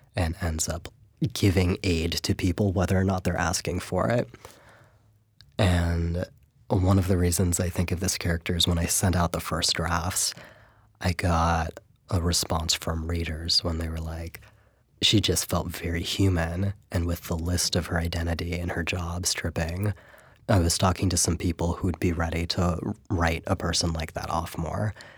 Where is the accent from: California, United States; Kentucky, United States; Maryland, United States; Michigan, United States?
California, United States; San Francisco Bay Area; I grew up in the San Francisco Bay Area